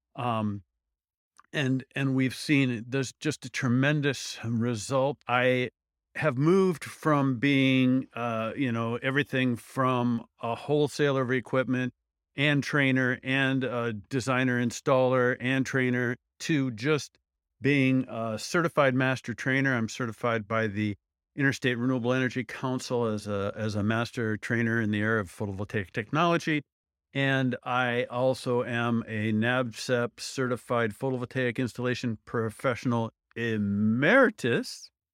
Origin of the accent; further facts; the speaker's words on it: Midwest, United States; I'm from the Midwest.